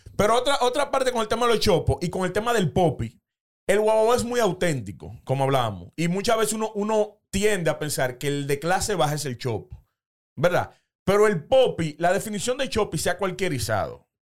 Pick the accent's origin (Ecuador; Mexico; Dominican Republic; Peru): Dominican Republic; Los Alcarrizos, Distrito Nacional; yo soy oriundo de los Alcarrizos